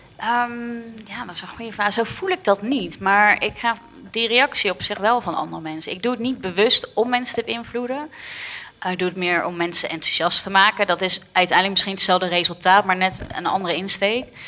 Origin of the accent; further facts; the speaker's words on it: Rotterdam, South Holland, Netherlands; ik ben een Rotterdammer echt een hart en nieren